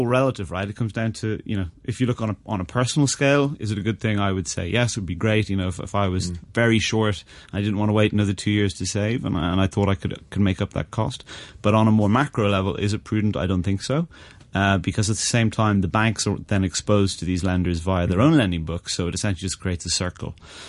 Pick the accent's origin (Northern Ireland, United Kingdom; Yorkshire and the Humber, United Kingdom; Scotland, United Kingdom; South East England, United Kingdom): Northern Ireland, United Kingdom; now in Hong Kong; I came from Ireland in the UK, where the limitations on your first mortgage and the affordability was far better for the consumer.